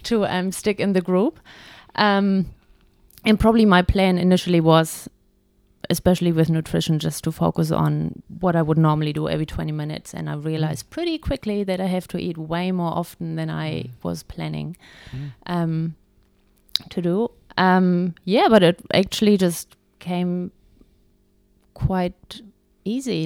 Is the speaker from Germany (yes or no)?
yes; Germany; moved away as an adult; now in Taupo, New Zealand; I'm originally from Germany. And I've been in New Zealand now for eight years and have been living in Taupo ever